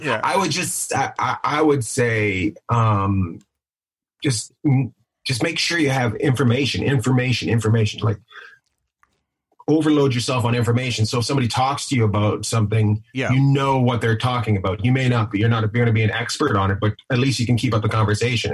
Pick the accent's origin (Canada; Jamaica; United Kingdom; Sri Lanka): Canada; Terrace, British Columbia; I grew up in Canada. I grew up in uh, northern British Columbia, a place called Terrace, BC